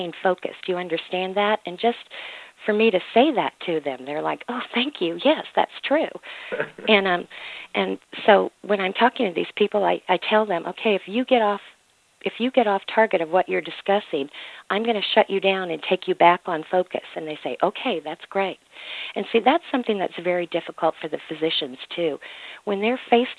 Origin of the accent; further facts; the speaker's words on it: Mississippi, United States; Mississippi is my home state